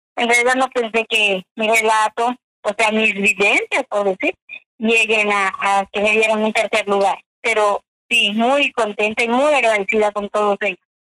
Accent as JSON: {"language": "Spanish", "town": "Chumayel", "region": "Yucatán", "country": "Mexico", "said": "Yo vengo de Chumayel, Yucatán"}